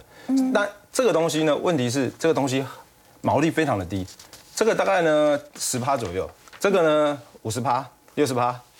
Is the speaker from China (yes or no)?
no; Taiwan; 我们台湾这边呢，你就说有没有商机？